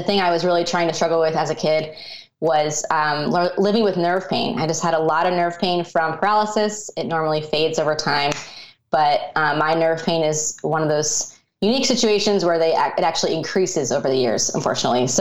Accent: Colorado, United States; I grew up in Colorado, and that's kind of where my childhood was.

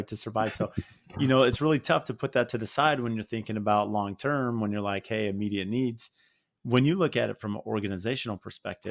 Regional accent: San Diego, California, United States; I grew up in San Diego

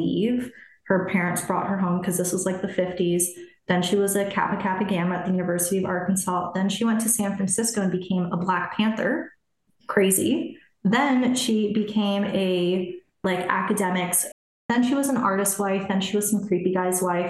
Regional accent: Germany; moved away; I was born in Germany

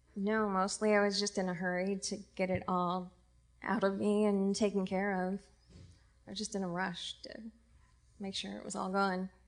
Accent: Indiana, United States; moved away as an adult; now in San Francisco, United States; I'm from Indiana originally.

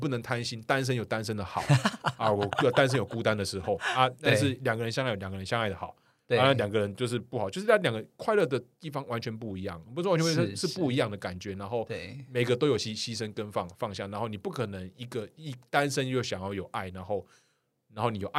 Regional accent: Kaohsiung, Taiwan; 因为我本身是高雄人

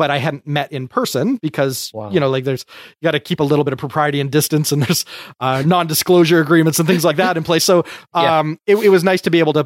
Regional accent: Canada; I'm a Canadian.

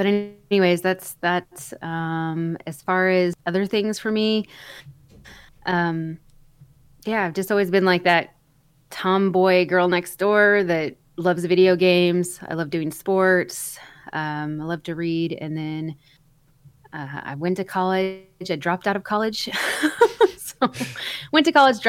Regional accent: North Central Texas, United States; I was born been raised in North Central Texas in a very, very small town

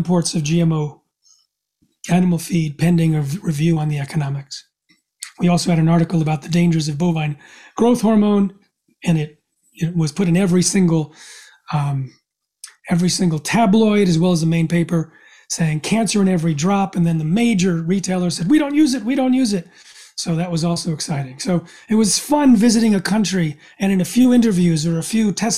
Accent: United States; I'm from the United States.

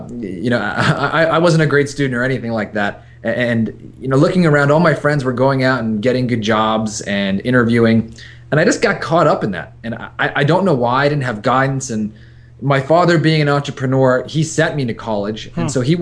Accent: New York, United States; now in San Diego, United States; I'm a New Yorker through and through

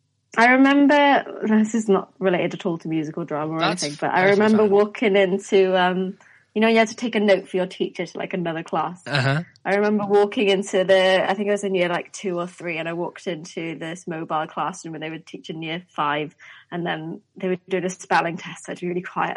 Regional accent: Wales, United Kingdom; born or raised there

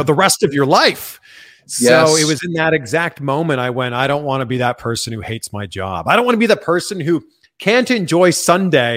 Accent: Pickering, Ontario, Canada; moved away as an adult; also born or lived in Cleveland, Ohio / Miami, Florida; I grew up in Pickering, Ontario, just outside of Toronto.

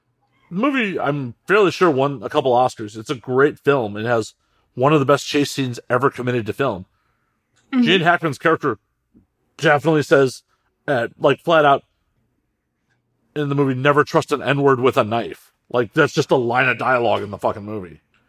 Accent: United States; as an American

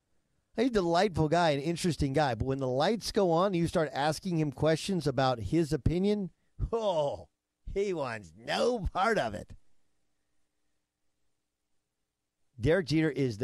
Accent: Milwaukee, Wisconsin, United States; I was born in Milwaukee

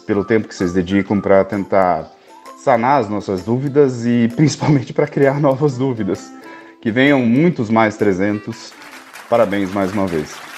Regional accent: Campo Grande, Mato Grosso do Sul, Brazil; eu sou de Campo Grande, Mato Grosso do Sul

